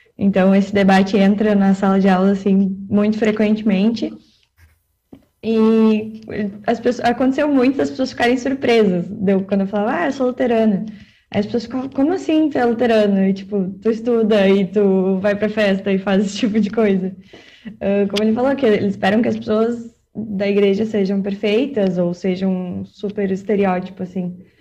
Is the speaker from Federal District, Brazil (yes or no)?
no; Canoas, Rio Grande do Sul, Brazil; eu sou de Canoas, moro em Canoas